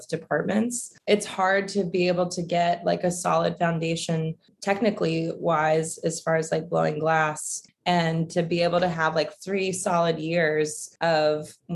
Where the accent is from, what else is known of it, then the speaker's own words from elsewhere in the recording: Roanoke, Virginia, United States; also born or lived in Savannah, Georgia; I grew up in Roanoke, Virginia